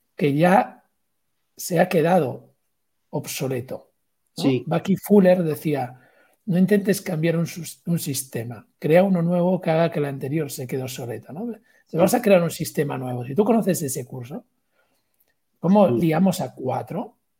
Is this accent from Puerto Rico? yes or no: no; Galicia, Spain; soy gallego